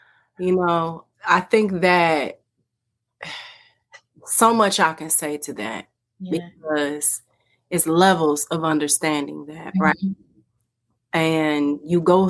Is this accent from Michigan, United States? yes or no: yes; Detroit, Michigan, United States; I'm from the Motown, Detroit, Michigan